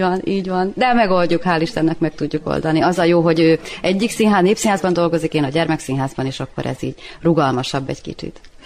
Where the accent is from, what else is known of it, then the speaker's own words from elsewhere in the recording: Srbobran, Vojvodina, Serbia; moved away as an adult; also born or lived in Novi Sad; now in Subotica, Serbia; 20 évig voltam Szent Tamáson, meg most 20 éve vagyok Szabadkán